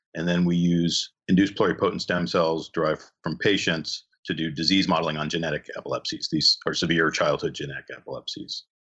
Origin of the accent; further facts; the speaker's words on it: New Jersey, United States; moved away as an adult; also born or lived in California / Connecticut; now in Michigan, United States; I grew up in New Jersey